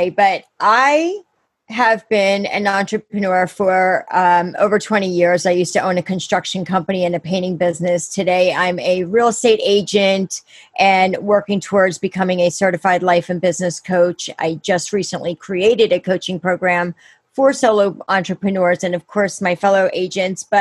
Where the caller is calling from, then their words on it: Pennsylvania, United States; I'm out in Pennsylvania. I'm in Chester County.